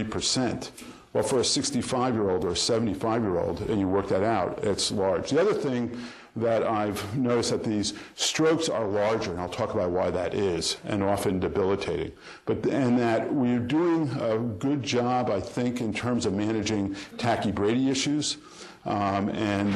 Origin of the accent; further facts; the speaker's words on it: New York, United States; I'm from New York